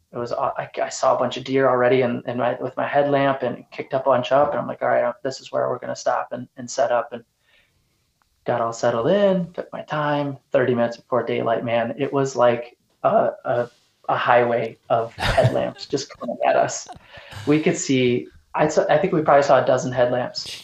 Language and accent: English; Sparta, Michigan, United States; moved away as an adult; also born or lived in North Dakota; now in Eastern Michigan, United States; I'm originally from Grand Rapids area, just north of Grand Rapids, um, up in Sparta, Rockford area